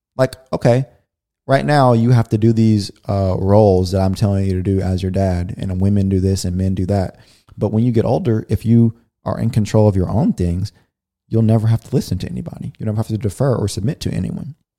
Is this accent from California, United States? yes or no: yes; California, United States; we grew up in California